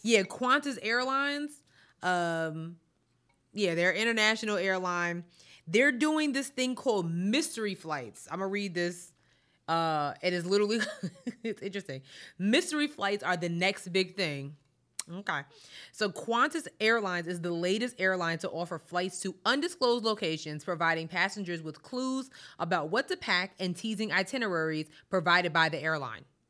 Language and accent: English; New York, United States; growing up in New York